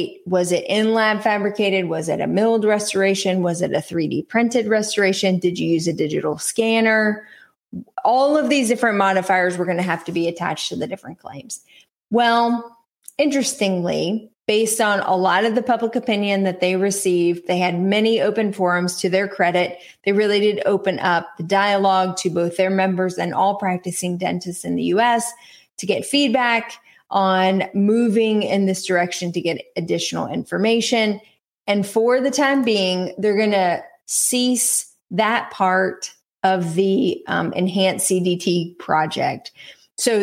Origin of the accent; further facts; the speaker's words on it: North Carolina, United States; East Carolina University in my home state